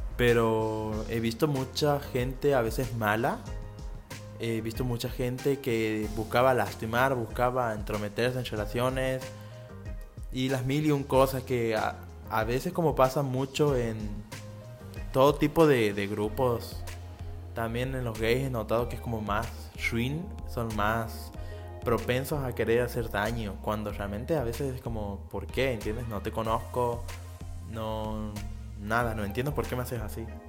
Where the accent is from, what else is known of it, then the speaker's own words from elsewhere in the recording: Santiago del Estero, Argentina; en Santiago del Estero, que es de donde soy